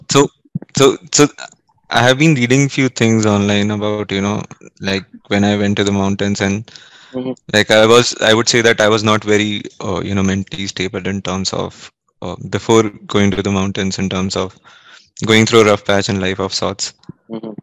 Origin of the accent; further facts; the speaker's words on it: Indore, Madhya Pradesh, India; I'm from Indore, the cleanest city of India